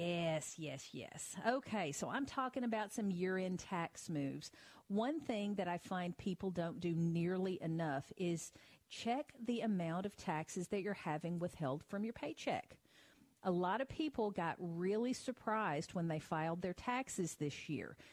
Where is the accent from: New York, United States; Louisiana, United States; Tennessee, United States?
Tennessee, United States; my home state of Tennessee